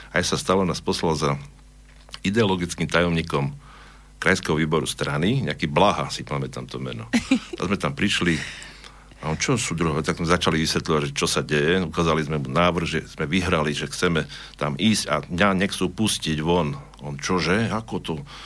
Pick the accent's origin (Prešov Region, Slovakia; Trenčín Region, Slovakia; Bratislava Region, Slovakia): Prešov Region, Slovakia; Prešov; accent: eastern Slovak; moved away as an adult; also born or lived in Horehronie; now in Banská Bystrica, Slovakia; Ja som sa narodil, teda, ak som vravil, v Prešove, vyrastol som tam, vyštudoval strednú školu